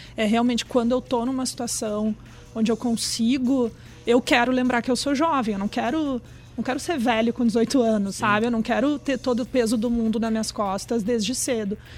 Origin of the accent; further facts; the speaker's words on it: Brazil; eu sou brasileira